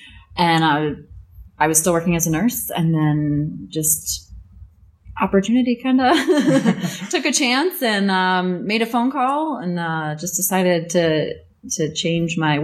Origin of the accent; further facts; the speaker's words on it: Northwest Indiana, United States; moved away as an adult; now in Florida, United States; I'm from Northwest Indiana